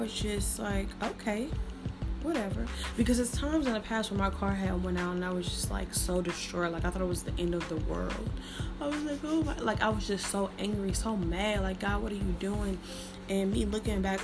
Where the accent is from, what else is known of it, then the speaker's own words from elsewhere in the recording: St. Louis, Missouri, United States; accent: St. Louis; I'm from St. Louis. So if you hear my R's real good, that's St. Louis